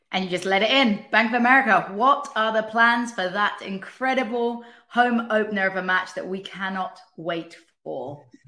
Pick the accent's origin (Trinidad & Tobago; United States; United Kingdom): United Kingdom; England; moved away; as an English person